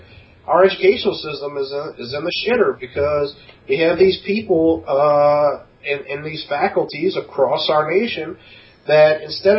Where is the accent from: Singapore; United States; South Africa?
United States; New Orleans, Louisiana; we grew up in New Orleans, around a lot of black people